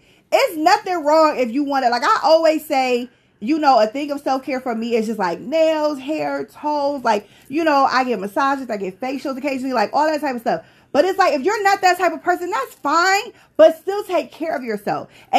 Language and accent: English; Tonawanda, New York, United States; I'm from Tonawanda, bitch.